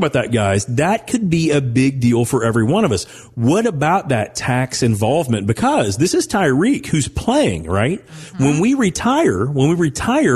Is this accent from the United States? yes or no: yes; Owensboro, Kentucky, United States; growing up in Owensboro, Kentucky